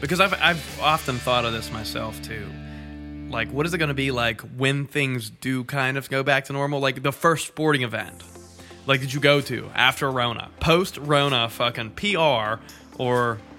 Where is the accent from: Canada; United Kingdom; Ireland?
Canada; I'm Canadian.